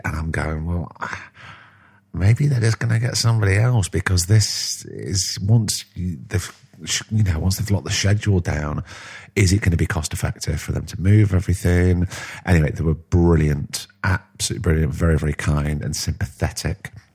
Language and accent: English; Blackpool, North West England, United Kingdom; growing up in Blackpool